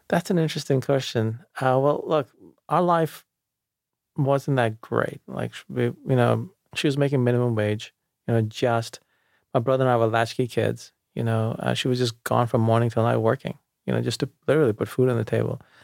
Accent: New York City, New York, United States; also born or lived in India; I grew up outside of the city in Jamaica, Queens

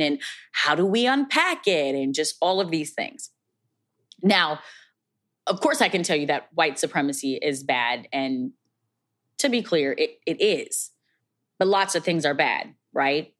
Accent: Minneapolis, Minnesota, United States; based in my hometown, Minneapolis, Minnesota.

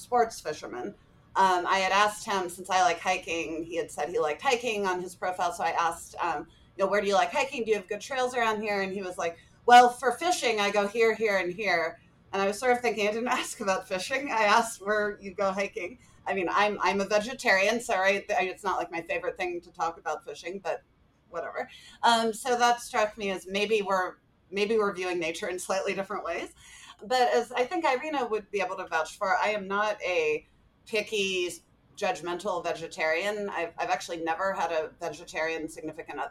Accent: California, United States; moved away; also born or lived in Calgary; coming home to my home state of California

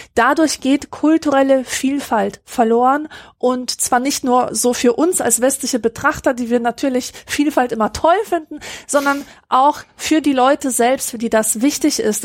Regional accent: Germany; bei uns in Deutschland

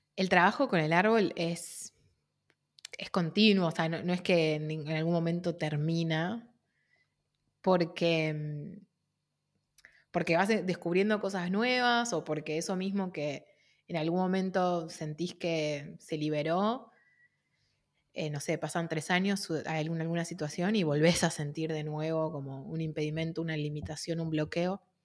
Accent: Argentina; de Argentina

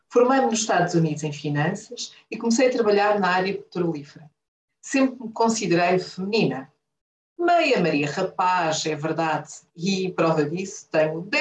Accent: Angola; also born or lived in Portugal; Nasci em Portugal, mas fui criada em Angola. Sou a mais velha de cinco irmãos.

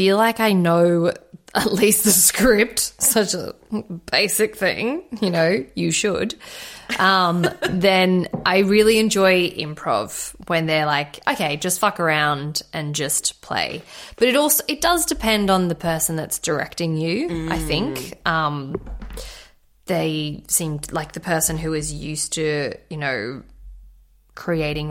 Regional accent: Redcliffe, Queensland, Australia; I grew up in Redcliffe. It's nothing but Bogan City.

